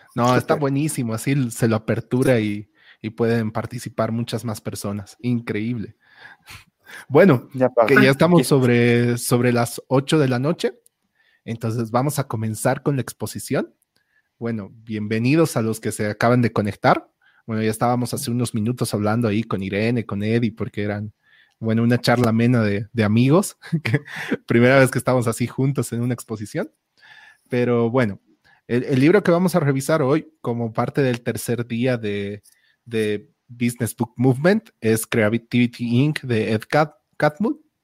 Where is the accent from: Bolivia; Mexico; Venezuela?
Bolivia; La Paz; era el único paseño ahí